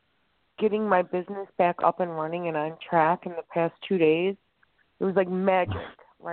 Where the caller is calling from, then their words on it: Chicago, Illinois, United States; I'm calling from Chicago.